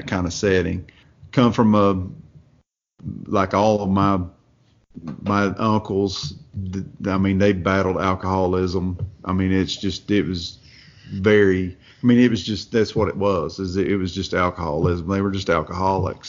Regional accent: Watauga, Tennessee, United States; I'm from a little place up in Northeast Tennessee called Watauga. It's when I say hillbilly, it's hillbilly.

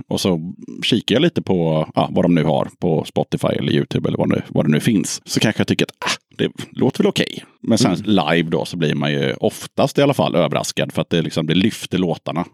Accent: Småland, Sweden; jag är från Småland

